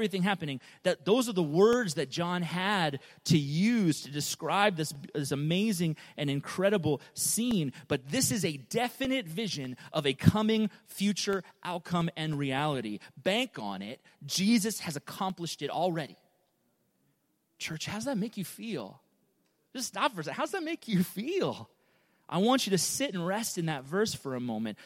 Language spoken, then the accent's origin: English; United States; I love being an American, I love being in the U.S.